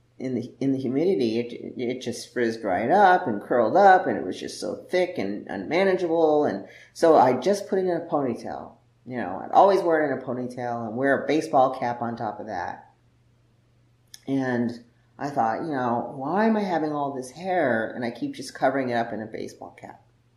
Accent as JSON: {"language": "English", "town": "Las Vegas", "region": "Nevada", "country": "United States", "said": "And then when we moved to the Midwest, like I came from Las Vegas basically, and it was dry climate."}